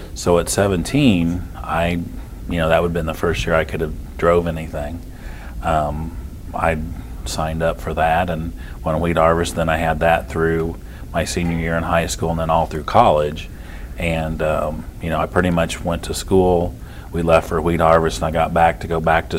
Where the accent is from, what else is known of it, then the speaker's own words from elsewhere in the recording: Cainsville, Missouri, United States; now in Trenton, United States; I grew up in Canesville, which is about 45 minutes away